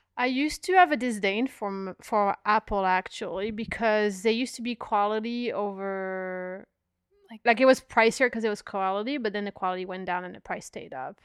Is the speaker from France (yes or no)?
yes; south of France, France; moved away; when I was growing up in France